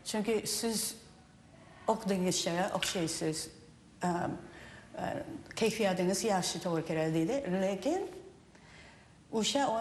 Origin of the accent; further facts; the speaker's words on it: Japan; Uzbek is a second language; also born or lived in Uzbekistan; now in Seattle, United States; yapon raqslarni yaxshi bilaman chunki o'sha o'sha yerda tug'ilganman va o'sdim